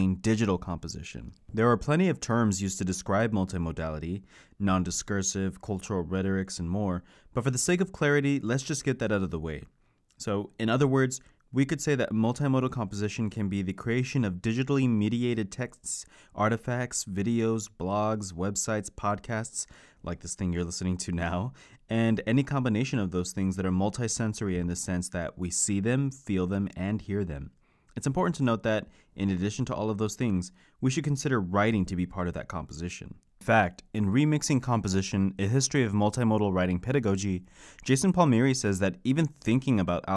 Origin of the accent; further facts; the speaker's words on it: Texas, United States; now in Lansing, United States; I'm a Texan